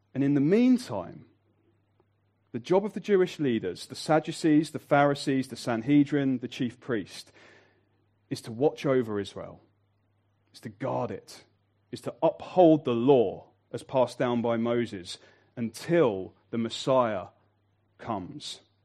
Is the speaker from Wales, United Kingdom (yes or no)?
no; Birmingham, West Midlands, United Kingdom; I'm from Birmingham